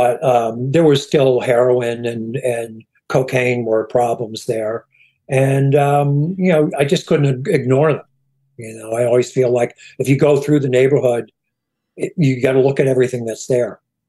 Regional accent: Schenectady, New York, United States; also born or lived in Hoboken; I'm from Schenectady, New York.

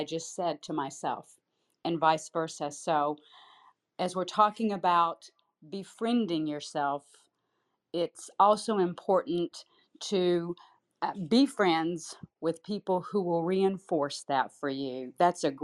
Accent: St. Petersburg, Florida, United States; now in Tampa, United States; I had lived in St. Petersburg for 48 of my 53 years

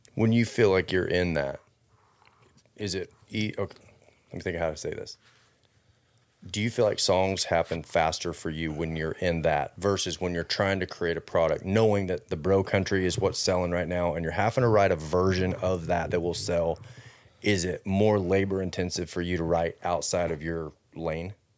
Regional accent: Fort Worth, Texas, United States; I grew up in Fort Worth

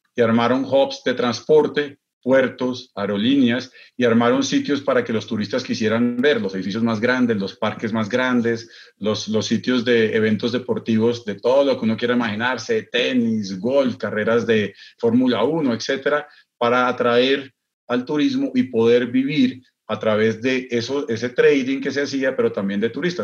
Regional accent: Bogotá, Colombia; moved away as an adult; also born or lived in Dubai; mi tierrita, en Bogotá

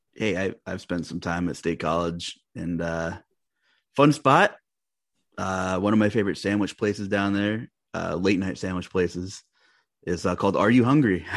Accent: Long Island, New York, United States; I'm from Long Island

